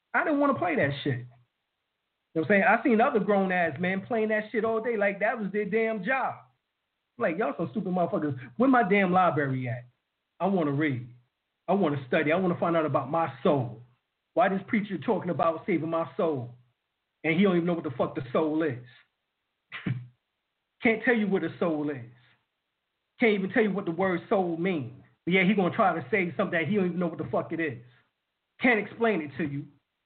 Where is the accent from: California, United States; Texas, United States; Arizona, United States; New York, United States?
New York, United States; New York City; I was raised in Brooklyn, New York, Harlem, New York